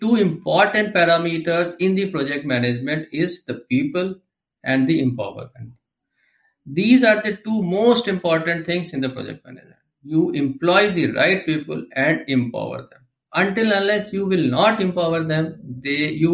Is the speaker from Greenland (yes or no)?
no; India; also born or lived in New Delhi; I am from India. Currently, I am settled in the capital region of India, that is New Delhi.